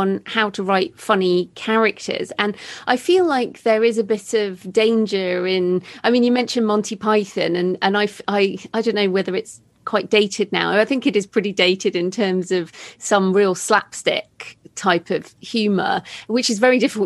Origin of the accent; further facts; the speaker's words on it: United Kingdom; being British